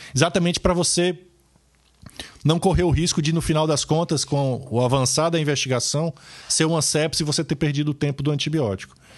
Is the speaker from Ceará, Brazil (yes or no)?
yes; Ceará, Brazil; moved away; no interior do Ceará, meu estado natal